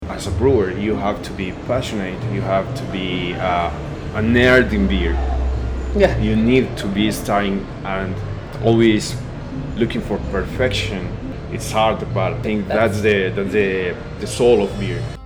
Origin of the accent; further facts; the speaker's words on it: Medellín, Antioquia, Colombia; English is a second language; I'm here from Medellin, a craft brewer